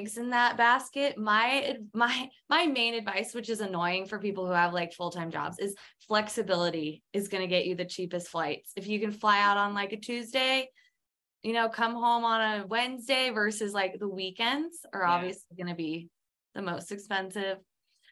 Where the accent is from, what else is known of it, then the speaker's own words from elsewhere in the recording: Twin Falls, Idaho, United States; also born or lived in San Francisco / London; I grew up in Twin Falls where it's a small town.